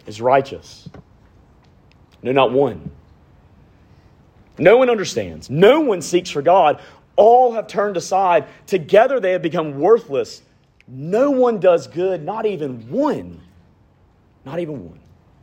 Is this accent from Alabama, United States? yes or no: yes; Montgomery, Alabama, United States; I grew up in Montgomery, if you can't tell by this amazing accent. I grew up in Montgomery, Alabama